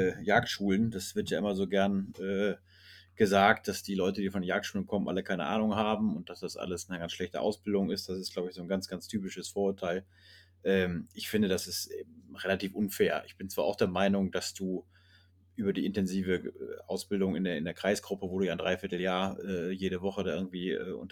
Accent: North Rhine-Westphalia, Germany; zumindest dort, wo ich herkomme, äh, aus dem Lipperland, also in Westfalen, Ostwestfalen-Lippe

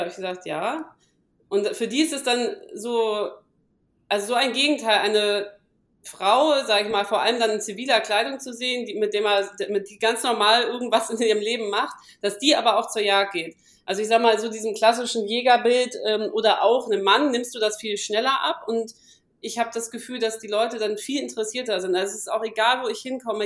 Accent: Hamburg, Germany; now in Palatinate, Germany; ich komme aus Hamburg

